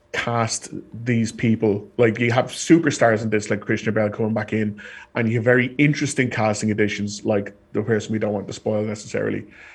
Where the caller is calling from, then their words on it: Ireland; And as I'm calling from Ireland